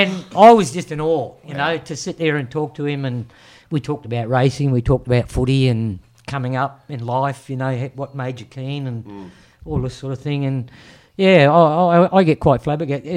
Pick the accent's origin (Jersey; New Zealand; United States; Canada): New Zealand; Being a Kiwi